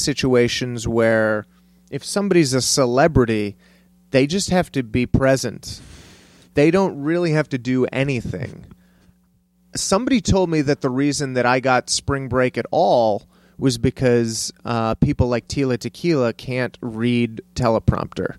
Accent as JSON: {"language": "English", "town": "El Paso", "region": "Texas", "country": "United States", "tie": "born or raised there", "also_born_or_lived": "Cleveland, Ohio / Santa Fe / San Francisco", "moved": "as an adult", "said": "I grew up in Texas"}